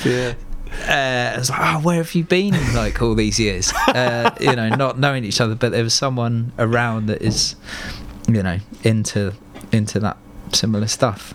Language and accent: English; Fleet, South East England, United Kingdom; also born or lived in Hartley Wintney / Reading; growing up in Fleet and like Hartley and putting on shows there